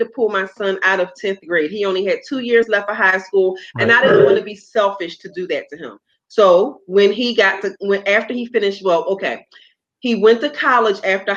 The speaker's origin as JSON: {"language": "English", "town": "Philadelphia", "region": "Pennsylvania", "country": "United States", "tie": "born or raised there", "moved": "as an adult", "lives_now": "South Florida, United States", "said": "I am originally from Philadelphia, born and raised"}